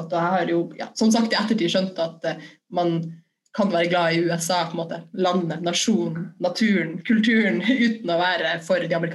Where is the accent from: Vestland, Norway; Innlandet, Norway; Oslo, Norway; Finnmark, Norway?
Finnmark, Norway; Kirkenes; moved away as an adult; Ja, jeg er 34 år gammel, og så kommer jeg fra Kirkenes, som er helt øst i Finnmark. Eh, det ligger på grensa til Russland. Og der er jeg født og oppvokst med en eh, koselig familie og med fin eh, natur i nærheten, nede ved en fjord.